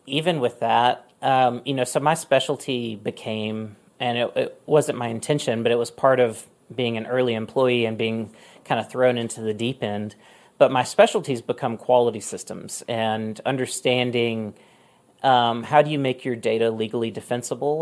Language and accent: English; Mississippi, United States; moved away as an adult; also born or lived in Oregon; I just moved back to my home state of Mississippi after living in Oregon for a long time